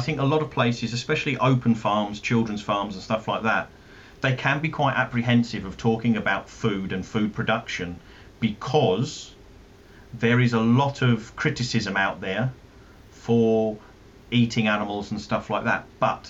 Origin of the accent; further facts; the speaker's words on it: London, United Kingdom; accent: South London; I'm not as thick with my South London accent as what my dad is